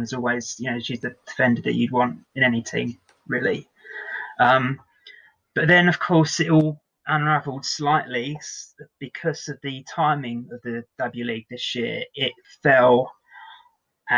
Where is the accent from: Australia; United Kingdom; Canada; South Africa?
United Kingdom; as a British person